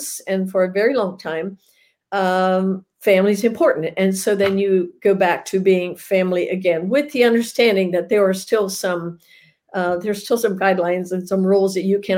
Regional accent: Lancaster County, Pennsylvania, United States; moved away as an adult; now in Salado, Texas, United States; growing up back in the Lancaster County, Pennsylvania area was where we lived all of my life until 7 years ago. We moved here to Texas

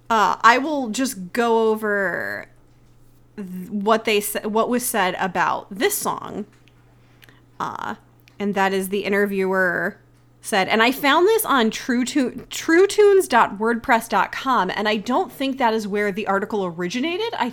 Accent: Canada; make some sort of joke like how I'm incapable of doing something because I'm Canadian.

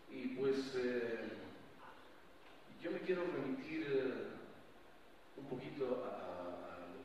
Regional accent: Quito, Pichincha, Ecuador; born there; Bueno, yo soy nacido en Quito.

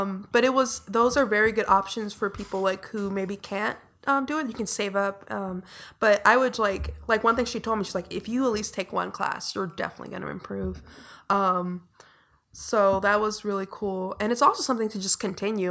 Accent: Inglewood, California, United States; I grew up in Inglewood, which is very far in the south side

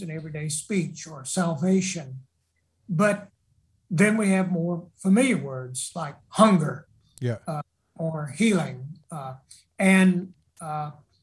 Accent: South Carolina, United States; I'm from South Carolina

